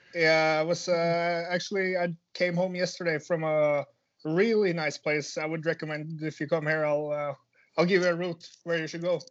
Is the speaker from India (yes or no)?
no; Norway; also born or lived in Finland; growing up in Norway is uh, it's quite easy compared to the rest of the world